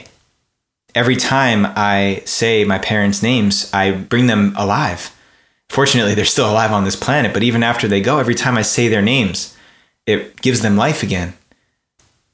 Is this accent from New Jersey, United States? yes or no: yes; Ridgewood, New Jersey, United States; I was born in Ridgewood, New Jersey, and my family comes from Japan on my father's side and Italy on my mother's side.